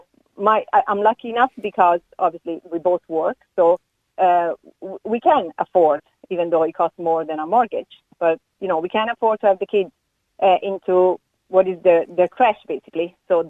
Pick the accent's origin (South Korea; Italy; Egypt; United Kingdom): Italy